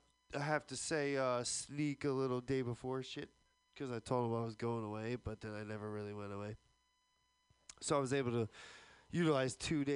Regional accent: Alabama, United States; I'm from Alabama.

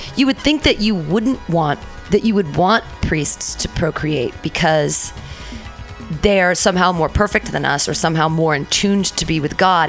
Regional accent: Livermore, California, United States; I was born at Livermore Memorial Hospital there in Livermore. Fantastic. In 1974, and uh, so I'm a Livermorean and grew up in that in that area

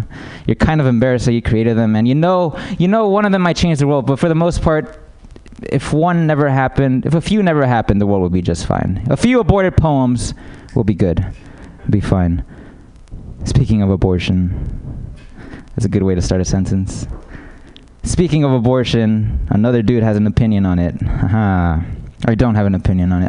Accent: United States; I'm American

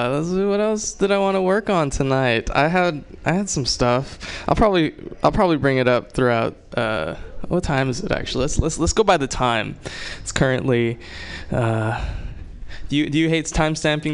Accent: Hawaii, United States; I'm Japanese. I'm from Hawaii.

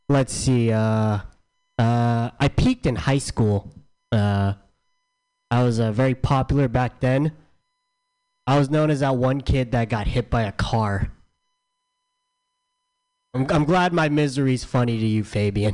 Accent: San Diego, California, United States; I'm from San Diego.

